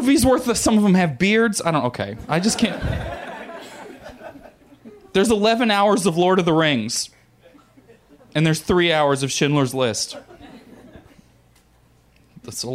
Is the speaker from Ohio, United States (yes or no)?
no; Missouri, United States; I grew up in Missouri, and my family's all rednecks